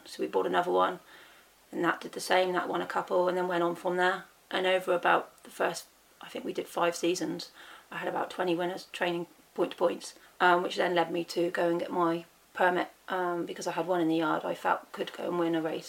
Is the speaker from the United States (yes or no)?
no; England, United Kingdom; I'm fully English